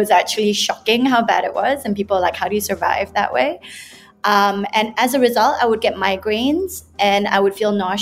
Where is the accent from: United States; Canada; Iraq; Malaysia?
Malaysia; also born or lived in United Kingdom; I come from Malaysia, lived there most of my life, and studied in the UK.